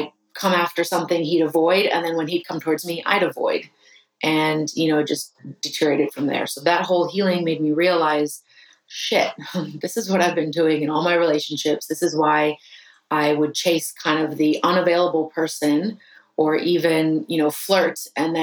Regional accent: United States; I was rejecting being American

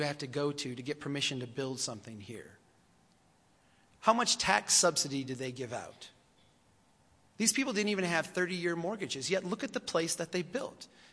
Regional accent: Brainerd, Minnesota, United States; This is my hometown. I come from the city of Brainerd, Minnesota

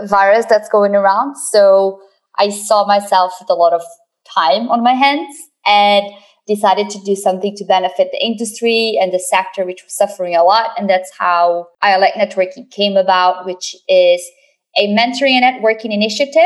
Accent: Brazil; moved away as an adult; now in London, United Kingdom; I grew up in Brazil, and my first company I set up there in 2010.

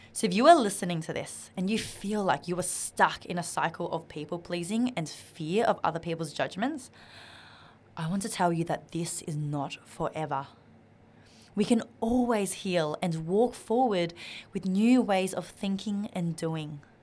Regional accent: Australia; English is a second language; I was a, an Asian Australian growing up in Australia. I didn't know how to speak English properly

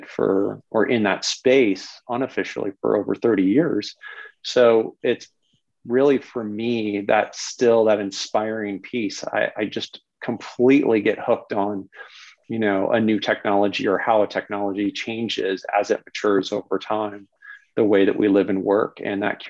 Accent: Bay Area, California, United States; moved away; I'm originally from the Bay Area. I grew up down there.

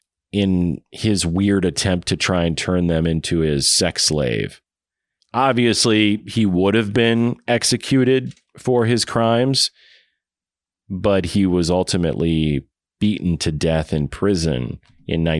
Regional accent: Waterloo, Iowa, United States; my hometown of Waterloo, Iowa

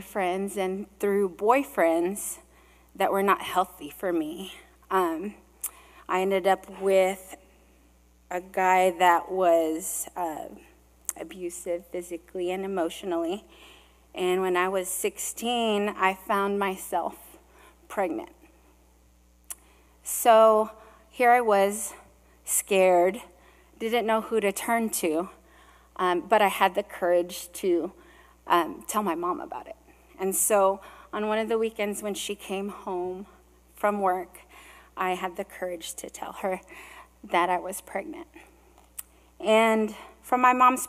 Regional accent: California, United States; also born or lived in Hawaii; I was born in Hawaii, and I was born of Filipino immigrants who raised me in California

